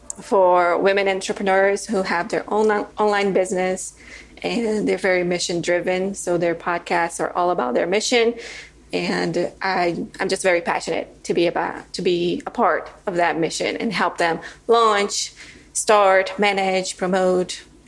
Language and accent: English; Brazil; moved away as an adult; also born or lived in Chile / Vietnam / Mexico; now in Costa Rica; I'm from Brazil, born and raised. But right now I'm all over the place. I'm currently in Costa Rica, but I have plans on living in Mexico for the next year.